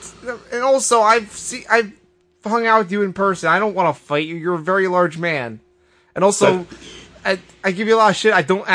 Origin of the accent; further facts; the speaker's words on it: Philadelphia, Pennsylvania, United States; I'm from Philadelphia.